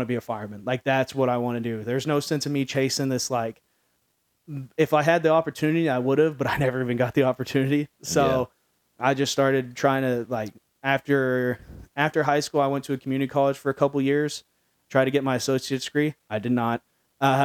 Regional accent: Midlothian, Texas, United States; now in Dallas, United States; I grew up in Midlothian, which at the time was like a more rural community.

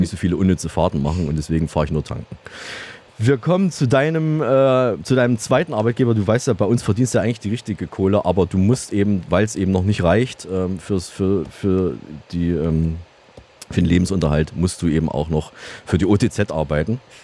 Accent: Saalfeld, Thuringia, Germany; moved away; in meiner Heimatstadt nach Saalfeld

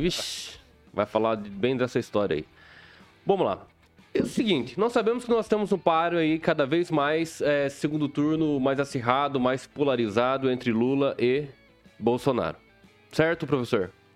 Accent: Mato Grosso do Sul, Brazil; moved away; also born or lived in southwest Paraná; eu não era do, do sudoeste, né? Eu hum. sou de Mato Grosso do Sul

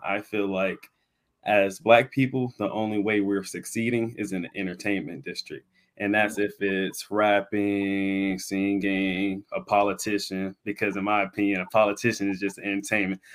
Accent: Pensacola, Florida, United States; I'm born and raised in Pensacola, Florida

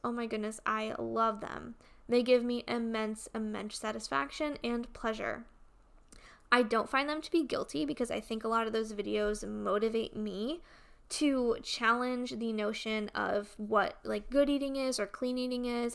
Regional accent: Connecticut, United States; moved away; my hometown back in Connecticut

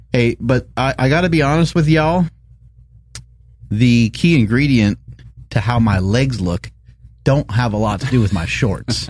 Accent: New York, United States; growing up in New York

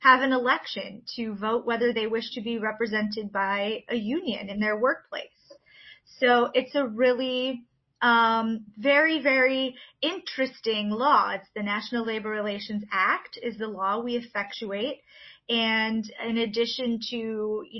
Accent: Illinois, United States; moved away as an adult; now in Michigan, United States; I grew up actually in Illinois, and I moved to Michigan for work in 2003

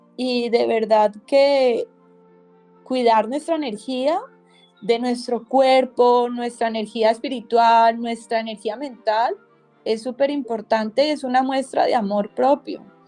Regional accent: Cali, Valle del Cauca, Colombia; creadora de Tribu Femenina de Cali, Colombia

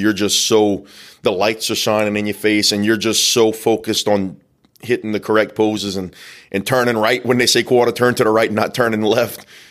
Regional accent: the South, United States; we're from the South. We love crawfish

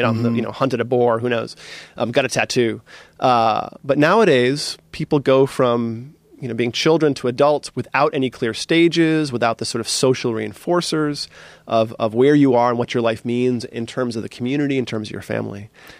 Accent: East Coast, United States; But you know, I grew up as like on the East Coast as a hard nosed, you know, East Coaster.

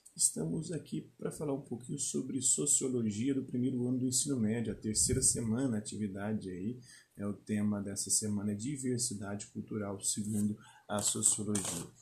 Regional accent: Minas Gerais, Brazil; como mineiro

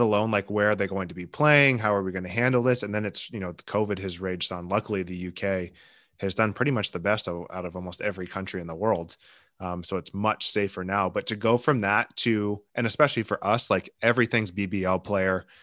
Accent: United States; as American fans

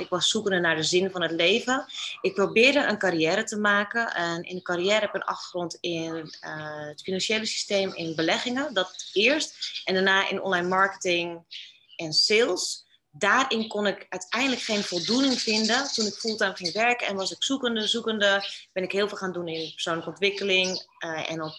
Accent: Netherlands; moved away as an adult; now in Bali, Indonesia; als Nederlander

